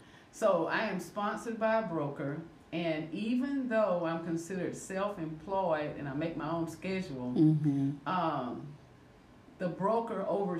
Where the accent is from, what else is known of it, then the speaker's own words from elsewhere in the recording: Port Arthur, Texas, United States; moved away as an adult; also born or lived in South Louisiana (family); now in Shreveport area, Louisiana, United States; I moved here in the mid-80s. I was raised in Port Arthur, Texas. My family's from South Louisiana, Opelousas, Louisiana, and St. Martinville. And I moved here in the mid-80s. No family here.